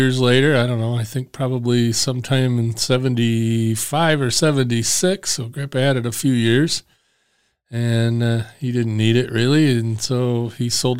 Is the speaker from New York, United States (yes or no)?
no; Traverse City, Michigan, United States; yeah, I'm here from Traverse City, Michigan. Way up in the pinky finger, if you look at the back of your left hand, and that looks like the lower peninsula of Michigan.